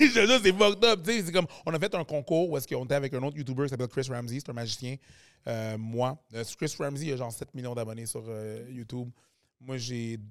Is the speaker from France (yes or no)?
no; Quebec, Canada; le Québec, c'est quand même là que je suis né, puis je suis quand même québécois à la fin de la journée. Je suis québécois, je suis haïtien